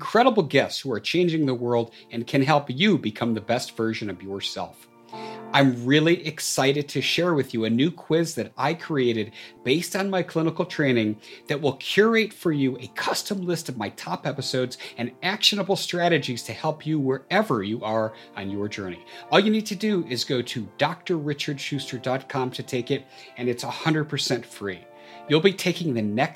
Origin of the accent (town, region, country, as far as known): United States